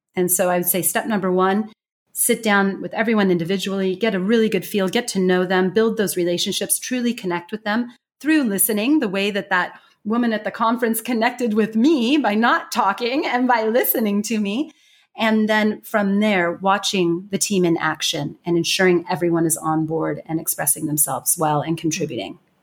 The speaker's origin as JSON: {"language": "English", "country": "United States", "accent": "strong American", "first_language": "English", "moved": "yes", "said": "I have a strong American accent"}